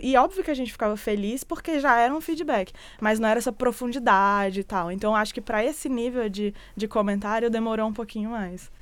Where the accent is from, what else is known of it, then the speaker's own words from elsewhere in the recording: Brasília, Federal District, Brazil; moved away; eu que era de Brasília